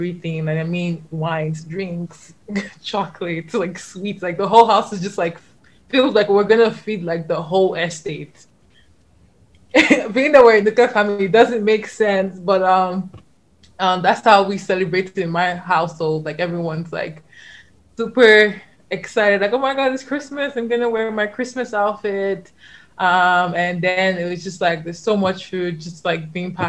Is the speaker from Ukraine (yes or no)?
no; Nigeria; I'm Nigerian and I grew up in Nigeria.